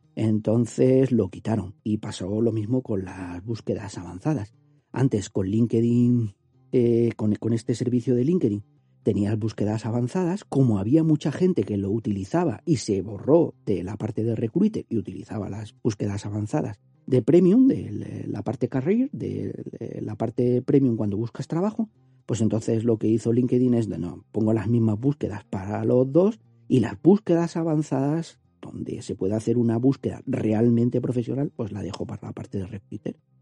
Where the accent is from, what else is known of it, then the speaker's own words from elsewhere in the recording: Andalusia, Spain; soy andaluz